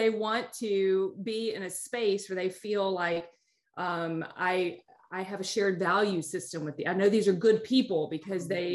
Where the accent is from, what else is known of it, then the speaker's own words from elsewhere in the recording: United States; because being American, growing up in the United States, we have all the cultural trappings that come